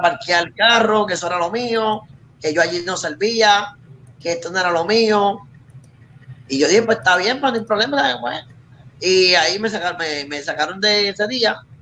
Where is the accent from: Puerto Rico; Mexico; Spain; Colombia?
Puerto Rico